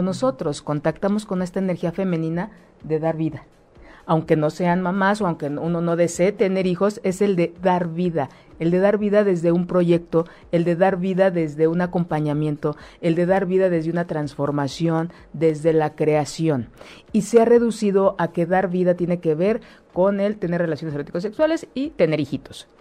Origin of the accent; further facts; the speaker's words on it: Mexico; Nosotros como pueblo mexicano